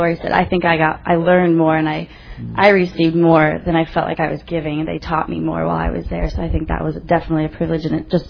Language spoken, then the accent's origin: English; Ames, Iowa, United States; I'm from Ames, sorry.